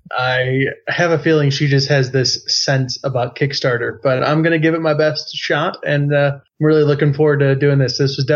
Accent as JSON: {"language": "English", "country": "United States", "moved": "as an adult", "lives_now": "Germany", "said": "I am the American voice that's represented."}